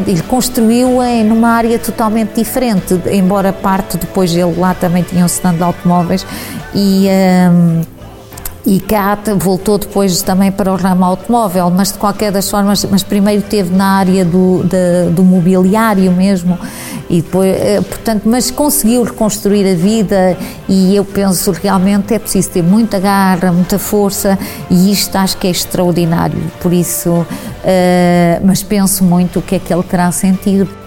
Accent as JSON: {"language": "Portuguese", "country": "Portugal", "tie": "born or raised there", "also_born_or_lived": "Nova Lisboa, Angola", "said": "os quatro nascemos uh, em Nova Lisboa, atual Uambo, uh, e viemos, eu vim, que tinha seis anos quando vim para Portugal."}